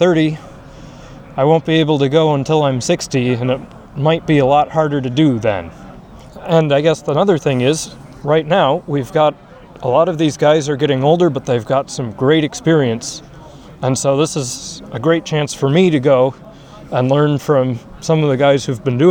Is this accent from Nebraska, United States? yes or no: no; Minnesota, United States; as a Minnesotan